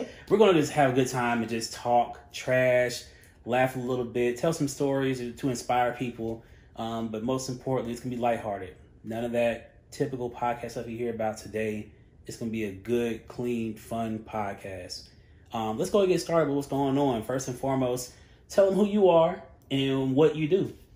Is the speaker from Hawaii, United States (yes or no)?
no; Charlotte, North Carolina, United States; I'm from Charlotte